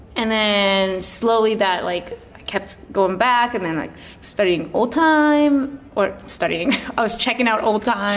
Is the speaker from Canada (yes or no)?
yes; Chilliwack, British Columbia, Canada; also born or lived in Dagenham, London, England; now in Toronto, Canada; my family moved to Canada when I was three, so I grew up mostly in a town called Chilliwack, British Columbia